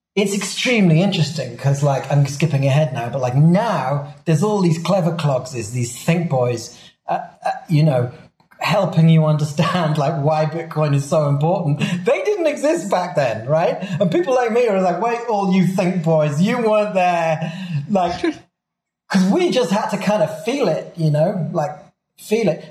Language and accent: English; Swansea, Wales, United Kingdom; now in Mexico; I'm from Wales